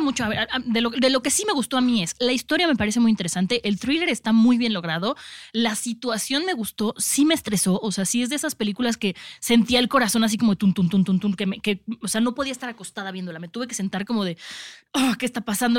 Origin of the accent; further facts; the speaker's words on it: Mexico; nosotros como mexicanos